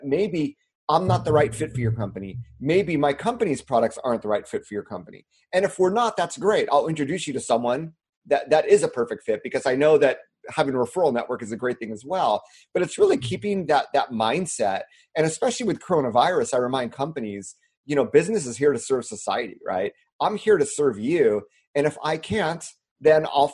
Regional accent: United States; moved away as an adult; also born or lived in China / Japan; being an American

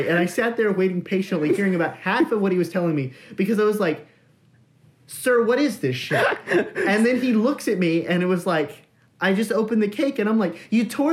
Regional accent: Texas, United States; we're from Texas, so we have HEB

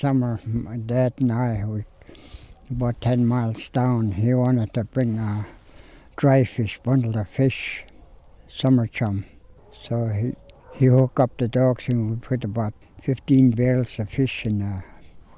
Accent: Koyukuk, Alaska, United States; I'm from Kayakuk. I was born in a fish camp.

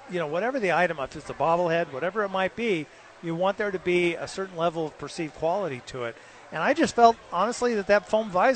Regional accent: Los Angeles, California, United States; also born or lived in Canada; now in Albuquerque, United States; I grew up in Los Angeles. I was a big L.A. Rams fan growing up

